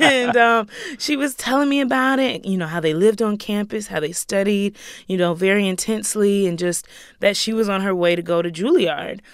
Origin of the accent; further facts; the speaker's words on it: Greenville, South Carolina, United States; I grew up in Greenville, South Carolina